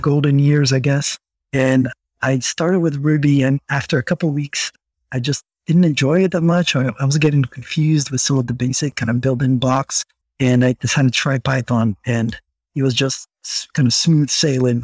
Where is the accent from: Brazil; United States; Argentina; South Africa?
Brazil; English is a second language; moved away; I grew up in Brazil